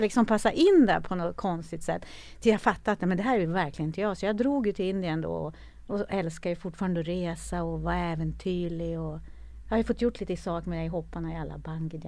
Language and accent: Swedish; Norrland, Sweden; jag är ju född i Norrland, en liten by i Norrland